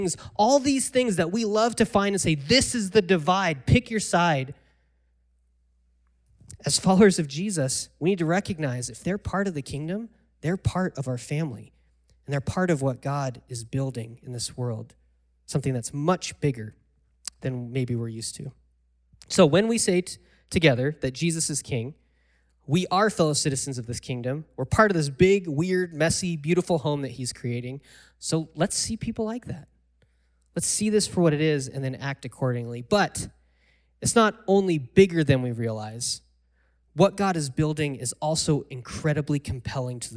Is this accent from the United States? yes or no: yes; United States; I'm from America